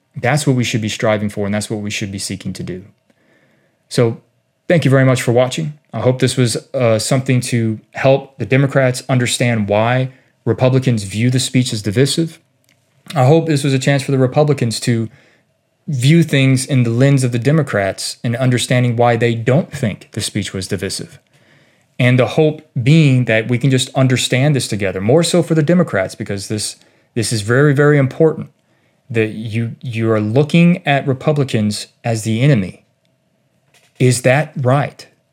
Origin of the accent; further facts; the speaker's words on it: United States; of who we are as American people